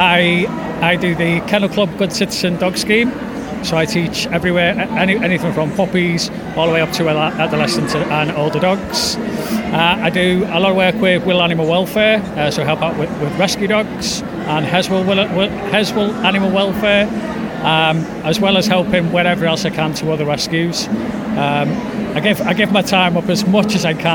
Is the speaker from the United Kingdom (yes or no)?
yes; the Wirral, North West England, United Kingdom; I'm from the Wirral